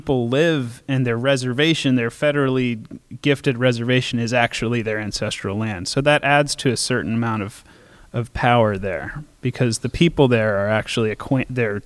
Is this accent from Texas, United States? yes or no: no; Massachusetts, United States; now in Bay Area, United States; I'm from Massachusetts